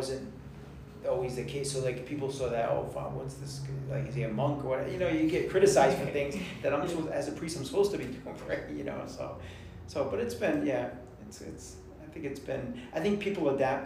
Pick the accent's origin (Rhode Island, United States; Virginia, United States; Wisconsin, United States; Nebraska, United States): Rhode Island, United States; Westerly; also born or lived in Woonsocket, Rhode Island / Honduras; So I grew up in Rhode Island, westerly, which is southern part of Rhode Island, next to Connecticut